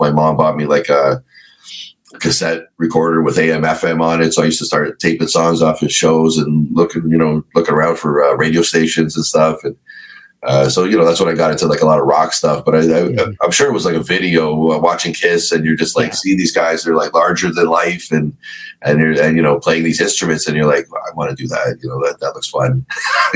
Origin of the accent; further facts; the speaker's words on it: Toronto, Ontario, Canada; Just right next to Toronto, like a little place, Scarborough